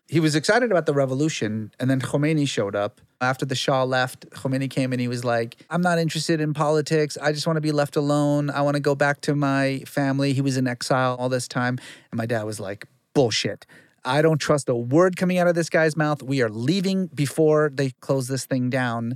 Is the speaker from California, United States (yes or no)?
yes; Fresno, California, United States; also born or lived in Iran; I grew up in Guyana, Fresno, and so, like, everybody was Mexican